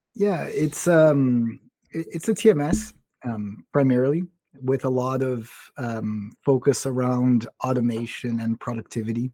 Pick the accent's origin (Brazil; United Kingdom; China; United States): Brazil; I was born and raised in Brazil, grew up speaking Portuguese, English, and Spanish